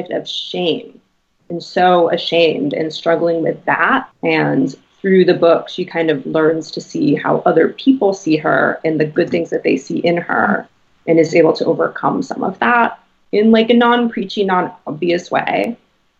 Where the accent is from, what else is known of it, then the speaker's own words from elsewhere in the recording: Boston, Massachusetts, United States; growing up in Boston